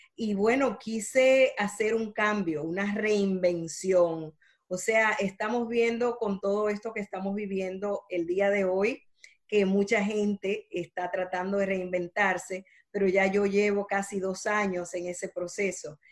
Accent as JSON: {"language": "Spanish", "country": "Dominican Republic", "tie": "born or raised there", "moved": "yes", "lives_now": "Miami, United States", "said": "Nací en la República Dominicana, así que soy caribeña pero llevo toda una vida en Estados Unidos."}